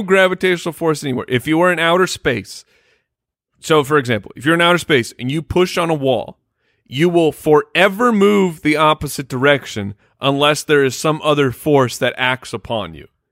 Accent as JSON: {"language": "English", "region": "Arizona", "country": "United States", "tie": "born or raised there", "said": "we grew up in Arizona"}